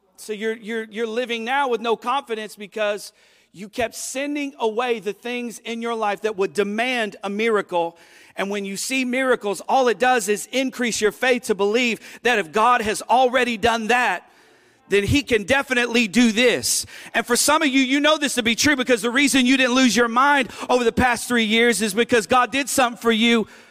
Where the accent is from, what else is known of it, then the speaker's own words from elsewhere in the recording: United States; as an American